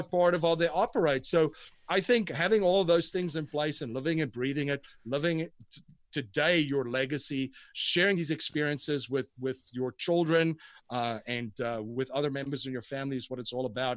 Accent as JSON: {"language": "English", "country": "South Africa", "tie": "born or raised there", "moved": "yes", "said": "growing up in South Africa, I went to a very prestigious school and university"}